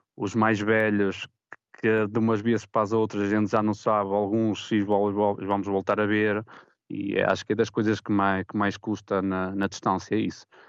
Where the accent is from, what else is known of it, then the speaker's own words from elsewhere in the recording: Portugal; now in Geneva, Switzerland; sendo português